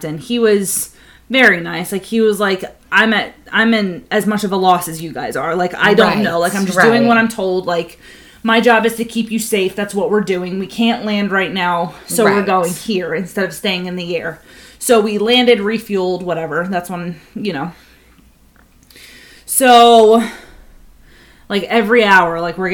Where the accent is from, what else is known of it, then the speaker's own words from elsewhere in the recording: United States; I was born in the United States